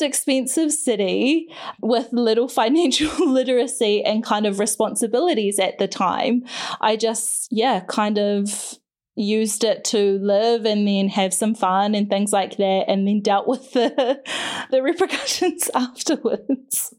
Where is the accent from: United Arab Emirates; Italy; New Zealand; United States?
New Zealand; Whakatane, Bay of Plenty; also born or lived in Tutangi; we moved to Whakatane when I was eight, which is a bigger, small town on the coast, the Bay of Plenty in Aotearoa in New Zealand